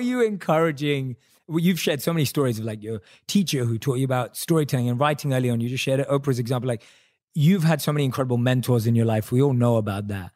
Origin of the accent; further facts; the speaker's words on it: London, United Kingdom; I'm a British Indian, right? Born and raised in London.